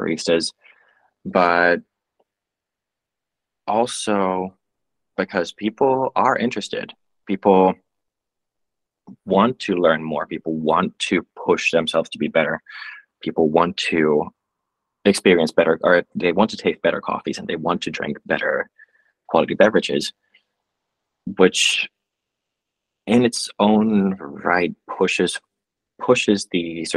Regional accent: Finland

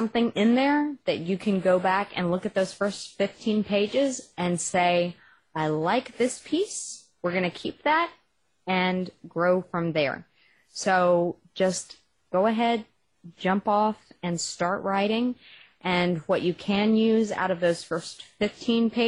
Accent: Texas, United States; accent: Texas; my Texas accent

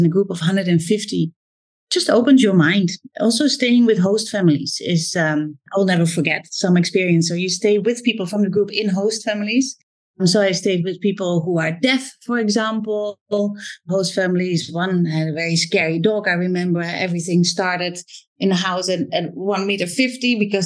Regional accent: Zwolle, Overijssel, Netherlands; English is a second language; moved away as an adult; also born or lived in Amsterdam, Netherlands / London, United Kingdom; now in Singapore; Zwolle, where I was raised.

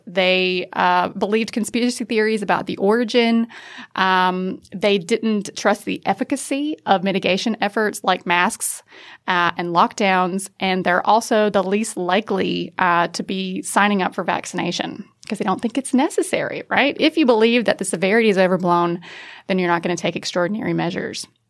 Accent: United States; accent: American; now in Australia; as an American, you can probably tell from the accent, I'm not from around here.

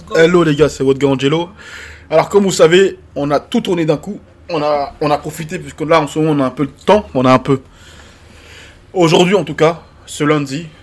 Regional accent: Côte d’Ivoire; now in France; un mec né en Côte d'Ivoire comme moi, qui a vécu la guerre en Côte d'Ivoire

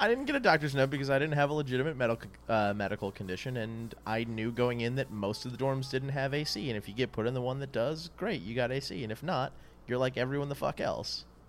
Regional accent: New Orleans, Louisiana, United States; moved away; where I grew up in New Orleans

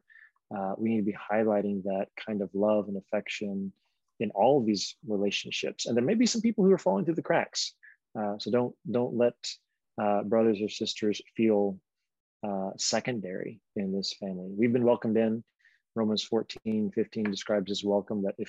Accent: Alabama, United States; now in Philadelphia, United States; I'm from Alabama, but I'm in Philadelphia.

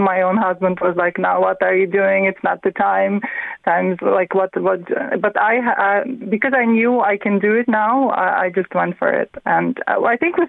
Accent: Latvia; English is a second language; moved away as an adult; now in County Meath, Ireland; I'm from Latvia. I live 19 years now in Ireland

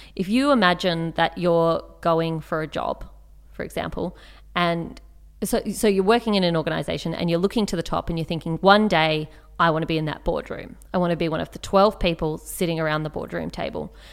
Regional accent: Canberra, Australian Capital Territory, Australia; I grew up in Canberra

